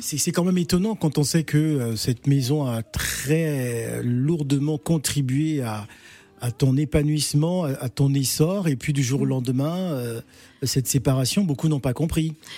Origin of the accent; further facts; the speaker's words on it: Gabon; je suis Gabonais